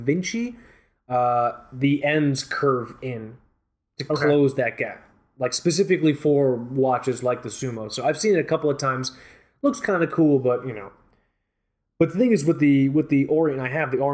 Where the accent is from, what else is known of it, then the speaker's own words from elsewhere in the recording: Fort Lauderdale, Florida, United States; I grew up in Fort Lauderdale Beach